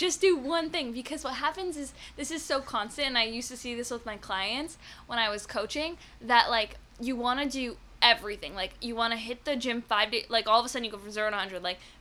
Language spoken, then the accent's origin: English; Canada; I'm Canadian